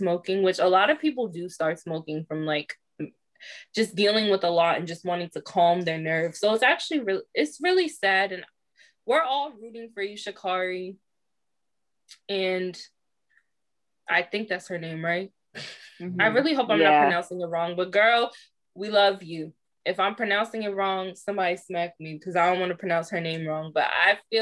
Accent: Maryland, United States; we're from Maryland.

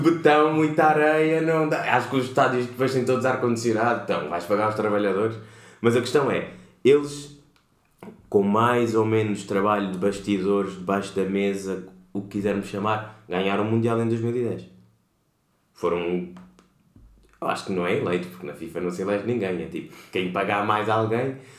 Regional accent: Portugal; venho de Portugal

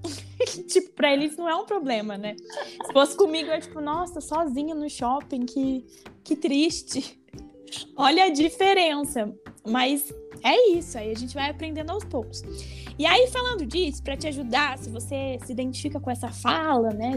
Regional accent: Paraná, Brazil; Eu sou do Paraná

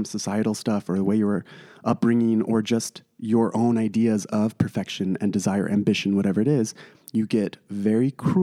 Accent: Traverse City, Michigan, United States; I'm from Traverse City

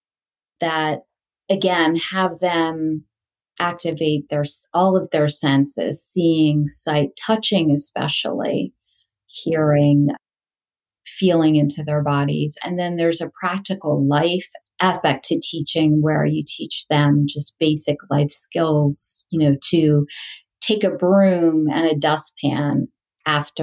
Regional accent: Delaware, United States; moved away as an adult; also born or lived in India / England / California; I grew up in Delaware.

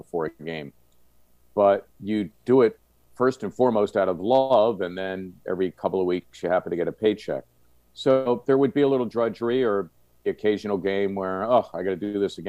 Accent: Philadelphia, Pennsylvania, United States; When I was a kid growing up in Northeast Philly

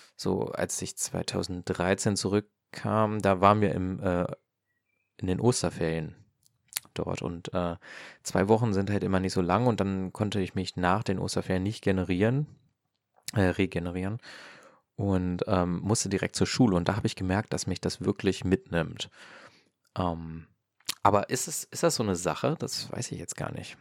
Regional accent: Hanover, Lower Saxony, Germany; Ich komme jetzt ja ähm, aus äh, Norddeutschland, aus Hannover

